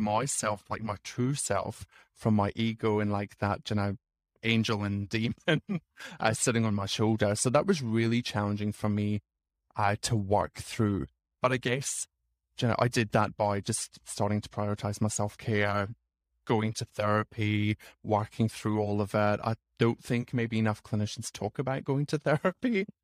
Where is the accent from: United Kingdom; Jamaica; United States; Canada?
United Kingdom; Scotland; moved away as an adult; also born or lived in Sydney, Australia / England / Fiji; now in Canberra, Australia; I grew up in Scotland